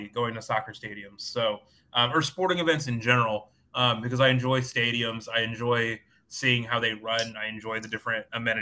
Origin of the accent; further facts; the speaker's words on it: Atlanta, Georgia, United States; also born or lived in San Diego, United States; now in St. Louis, United States; I'm from Atlanta